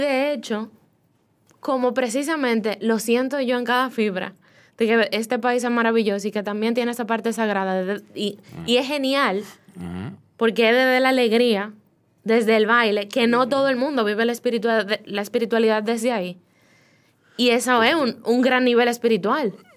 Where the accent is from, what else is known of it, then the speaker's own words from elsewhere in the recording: Dominican Republic; moved away as an adult; now in Spain; yo nací aquí y yo tengo cualidades, porque nací aquí, esta tierra tiene todo lo que yo necesito